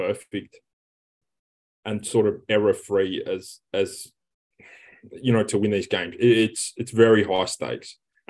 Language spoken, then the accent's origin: English; Australia